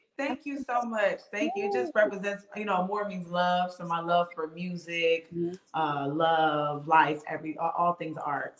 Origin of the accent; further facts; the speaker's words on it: Bridgeport, Connecticut, United States; moved away as an adult; now in Charlotte, United States; I'm actually from Bridgeport, Connecticut, born and raised, and I'm now here in Charlotte